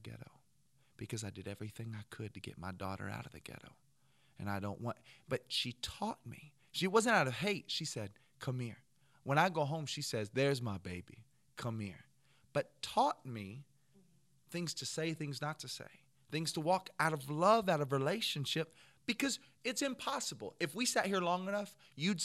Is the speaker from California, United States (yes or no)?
no; North Alabama, United States; I'm from North Alabama